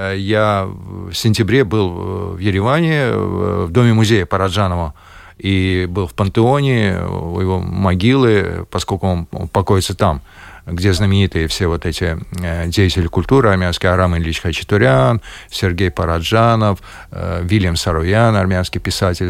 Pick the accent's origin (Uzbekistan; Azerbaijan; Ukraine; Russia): Azerbaijan; Baku; moved away as an adult; now in Latvia; с моим детством, потом э, с молодыми годами. Это было связано э, с моим родным городом Баку